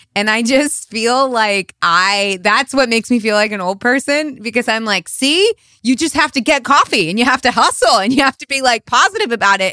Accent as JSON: {"language": "English", "country": "United States", "tie": "born or raised there", "said": "I was born and raised in America"}